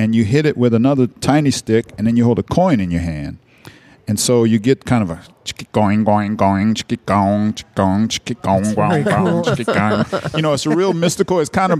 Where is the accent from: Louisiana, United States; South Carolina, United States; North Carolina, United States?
Louisiana, United States; New Orleans; moved away; also born or lived in New York; I'm from New Orleans. I'm from, you know, grew up hearing the Meters and all kind of all our music here on the radio.